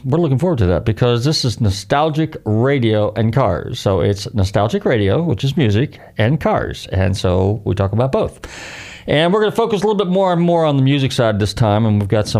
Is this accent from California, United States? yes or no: yes; Marin County, California, United States; growing up in Marin County